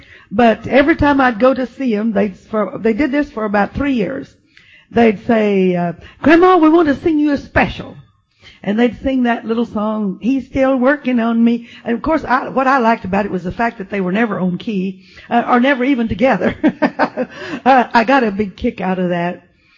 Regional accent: Texas, United States; also born or lived in Arkansas; I was born in South Arkansas, but when I was 3 years old, we left there and moved to West Texas and did some of my growing up on a ranch.

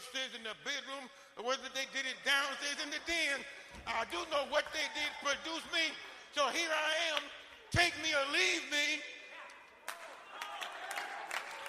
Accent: Detroit, Michigan, United States; growing up in Detroit back in the 1930s

